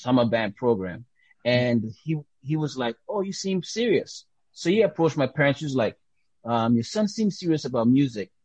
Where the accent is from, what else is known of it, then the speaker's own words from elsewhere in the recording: U.S. Virgin Islands; accent: Caribbean; also born or lived in Dominica; now in United States; Grew up in St. Thomas